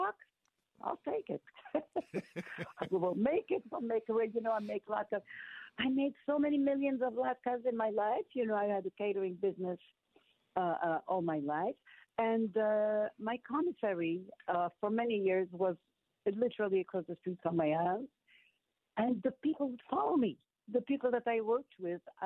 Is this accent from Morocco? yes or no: yes; Morocco; moved away; growing up in Morocco